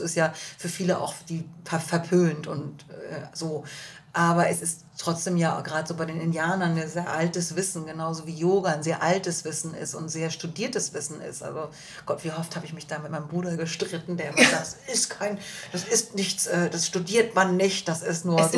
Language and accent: German; Germany; als Deutsche